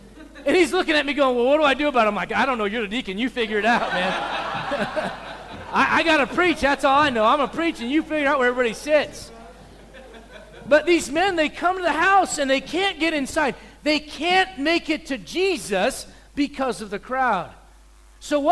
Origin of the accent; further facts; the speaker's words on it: United States; also born or lived in South Africa; I'm an American in America